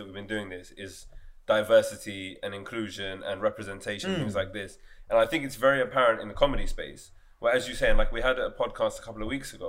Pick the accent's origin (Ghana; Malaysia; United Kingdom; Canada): United Kingdom; I was born here. I don't know about the two of you, but I was born here. I'm British